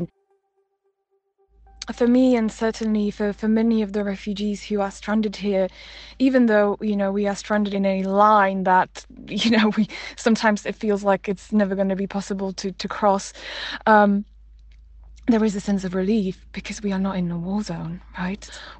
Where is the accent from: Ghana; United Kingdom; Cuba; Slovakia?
Slovakia; Slovakia is actually my home country